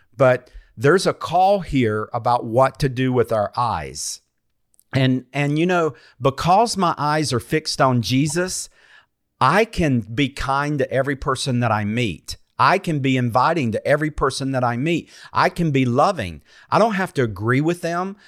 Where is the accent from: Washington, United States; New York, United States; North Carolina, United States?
North Carolina, United States; I'm from North Carolina